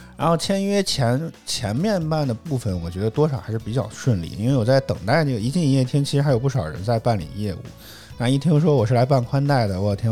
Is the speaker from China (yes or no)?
yes; Henan, China; accent: Henan dialect; 我们河南土话讲就不带紧